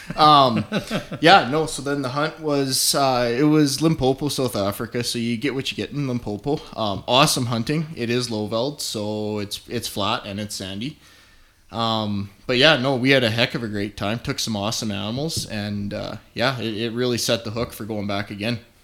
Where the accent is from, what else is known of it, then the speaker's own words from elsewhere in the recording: north of Calgary, Alberta, Canada; I grew up on a ranch north of Calgary